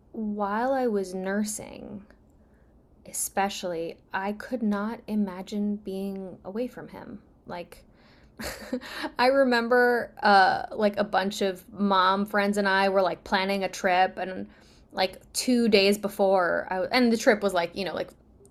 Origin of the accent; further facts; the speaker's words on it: Uzbekistan; born there; I was born in Uzbekistan, which used to be a part of the Soviet Union.